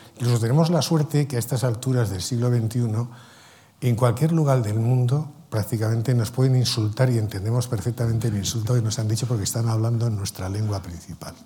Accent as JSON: {"language": "Spanish", "country": "Spain", "said": "yo soy español"}